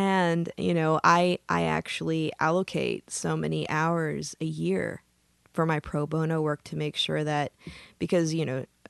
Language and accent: English; Midwest, United States; now in California, United States; I consider myself a Californian after 25 years, I probably should. But, you know, I say, I'm from the Midwest.